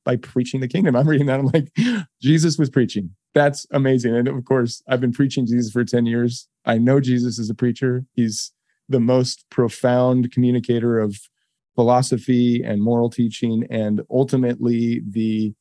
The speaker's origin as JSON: {"language": "English", "town": "Boise", "region": "Idaho", "country": "United States", "tie": "born or raised there", "said": "I grew up in Boise. It was a tiny town."}